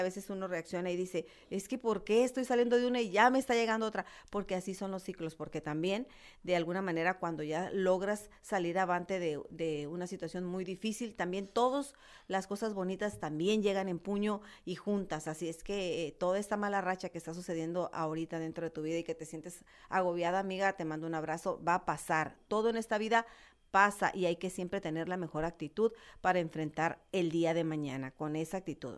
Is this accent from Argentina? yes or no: no; Nayarit, Mexico; now in Tijuana, Mexico; todos nosotros los que orgullosamente somos Nayaritas